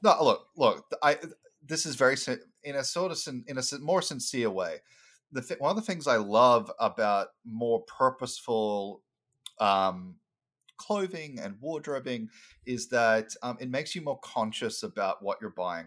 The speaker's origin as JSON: {"language": "English", "town": "Brisbane", "region": "Queensland", "country": "Australia", "tie": "born or raised there", "also_born_or_lived": "Sunshine Coast", "moved": "as an adult", "lives_now": "United States", "said": "I was born on the Sunshine Coast, but I spent most of my time um, in Brisbane, which is the capital of, uh, Queensland."}